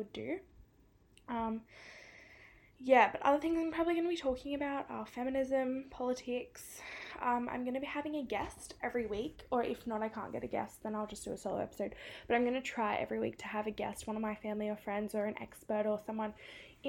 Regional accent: Sydney, New South Wales, Australia; accent: Australian; I'm from Sydney in New South Wales.

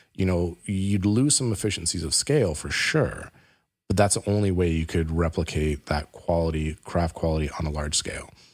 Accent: Canada; we're Canadian

